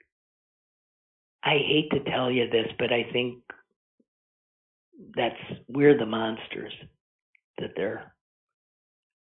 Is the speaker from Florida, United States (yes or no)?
no; Green Bay, Wisconsin, United States; moved away as an adult; I grew up in Green Bay, Wisconsin